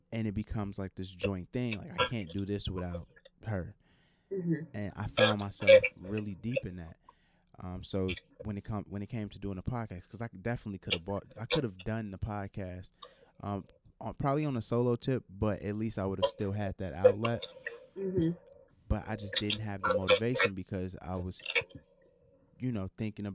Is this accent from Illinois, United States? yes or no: yes; Chicago, Illinois, United States; growing up in Chicago